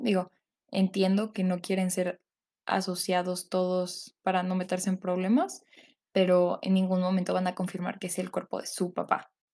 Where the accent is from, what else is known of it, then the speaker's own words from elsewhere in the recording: Mexico City, Mexico; yo soy originaria de la Ciudad de México